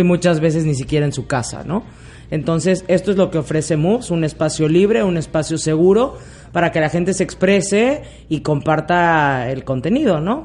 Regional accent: Mexico; also born or lived in Spain; Yo nací en España, pero me crié en México desde los 11 meses. Diríamos allá, soy más mexicana que el Chile

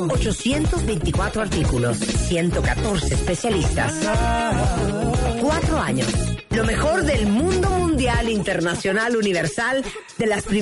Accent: Argentina; que yo soy argentino

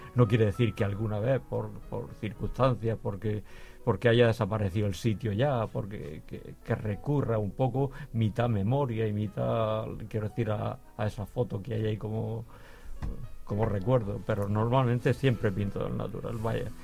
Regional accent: Las Torres de Cotillas, Region of Murcia, Spain; allí en mi pueblo, en las Torres de Cotillas

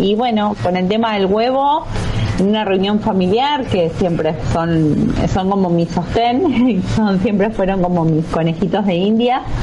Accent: southern Buenos Aires Province, Argentina; yo soy de Huile, mm. nací acá en Huile o sea, es zona sur de provincia de Buenos Aires

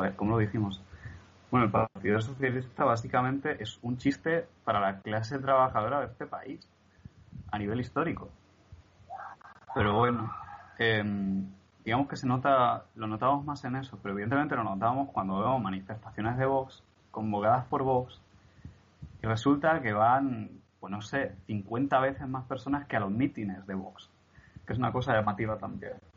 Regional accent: Barcelona, Catalonia, Spain; now in Murcia, Spain; no somos de aquí, mi familia y yo, somos de Barcelona

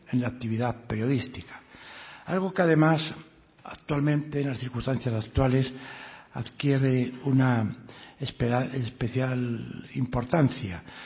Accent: Asturias, Spain; Asturias, a mi tierra

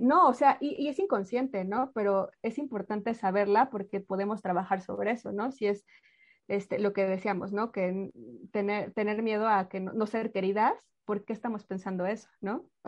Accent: Mexico; hablo por México, yo soy mexicana

